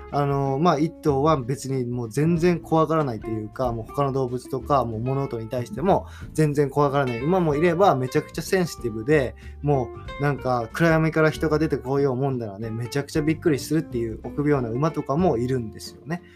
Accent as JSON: {"language": "Japanese", "country": "Japan", "tie": "born or raised there", "moved": "yes", "lives_now": "United States", "said": "僕まあ田舎育ち"}